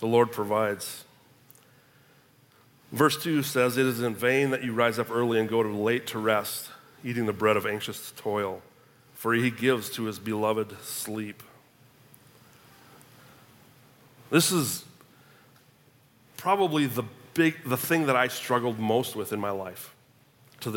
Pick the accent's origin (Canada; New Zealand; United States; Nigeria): United States; Minnesota; moved away as an adult; also born or lived in Tulsa, Oklahoma; I'm a Minnesotan